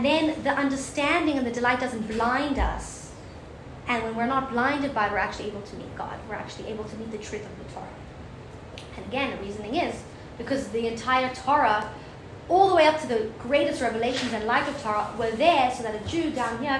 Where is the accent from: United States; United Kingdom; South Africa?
South Africa; moved away; I'm from South Africa.